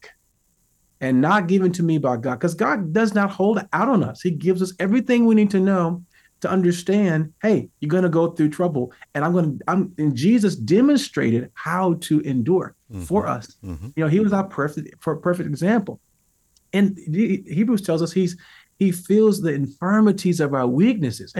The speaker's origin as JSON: {"language": "English", "town": "St. Louis", "region": "Missouri", "country": "United States", "tie": "born or raised there", "said": "I grew up in America, you know, in St. Louis, Missouri"}